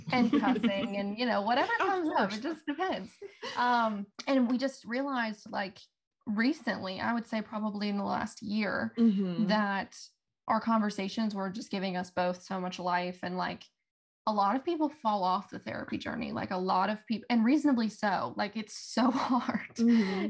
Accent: Fairmont, West Virginia, United States; moved away as an adult; also born or lived in Huntington; I'm not from Huntington, so I'm from Fairmont, and home was three hours away from me

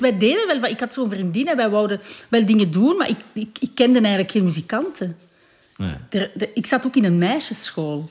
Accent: Belgium; Ik ben geboren in België en mijn vader is Congolees. Mijn moeder is Belgisch

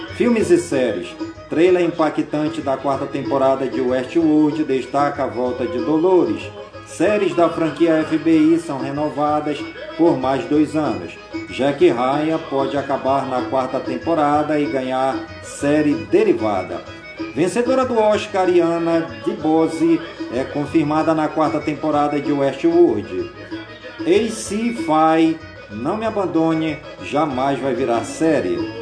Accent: Careiro da Várzea, Amazonas, Brazil; now in Manaus, Brazil; Careiro da Vaz e a minha cidade natal

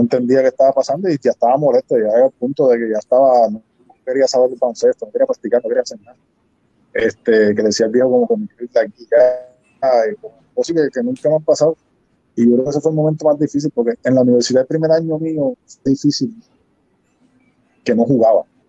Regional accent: Arecibo, Puerto Rico; yo nací en Arecibo

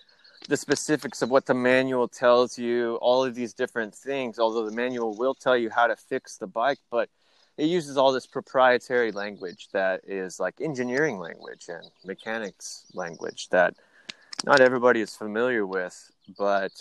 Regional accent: Midwest, United States; I grew up in the Midwest

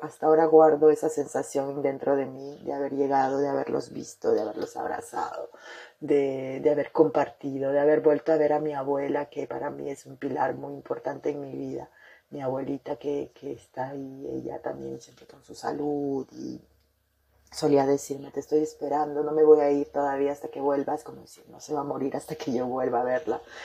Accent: Peru; moved away as an adult; now in France; en mi país, en, mi, en la capital de mi país, en Lima, Perú

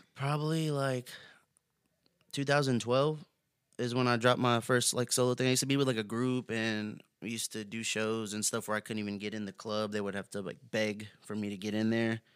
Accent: Houston, Texas, United States; also born or lived in Yoakum, Texas / Katy, Texas; I grew up on the southeast side of Houston, Texas, um, pretty much till I got around, like, almost middle school. I moved to Yoakum, Texas.

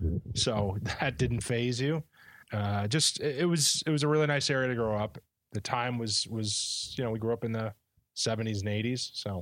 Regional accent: Bloomfield Hills, Michigan, United States; we grew up in Bloomfield Hills, Michigan, which is a suburb north of Detroit.

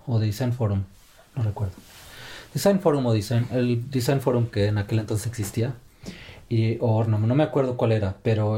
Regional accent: Mexico; moved away as an adult; also born or lived in China; now in Finland; mexicano de nacimiento, y finlandés ya de nacionalización.

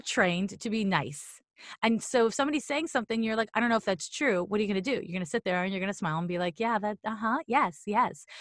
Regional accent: Montreal, Quebec, Canada; I'm from Montreal

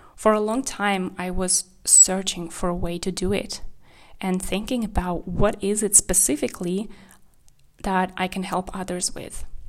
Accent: Kazakhstan; English is a second language; also born or lived in Czech Republic / Spain; now in Germany; I grew up in Kazakhstan, and then I moved to Czech Republic

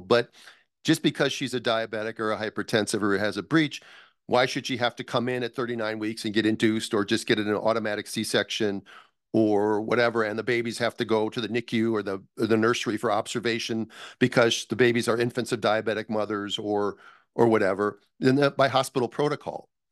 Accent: United States; also born or lived in Minnesota / Los Angeles; I'm from the United States

